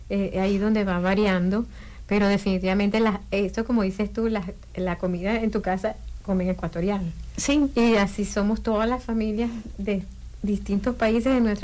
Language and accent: Spanish; Venezuela; now in United States; yo soy de Venezuela